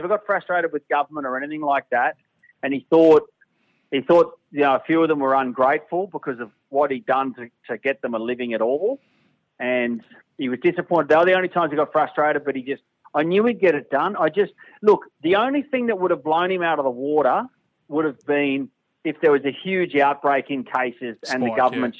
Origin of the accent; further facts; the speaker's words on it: Brisbane, Queensland, Australia; moved away as an adult; now in Sydney, Australia; I'll do Brisbane back in my hometown